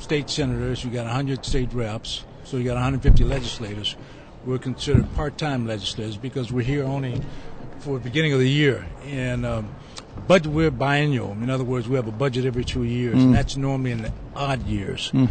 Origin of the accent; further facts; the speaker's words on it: East Chicago, Indiana, United States; I'm from Northwest Indiana, a small city called East Chicago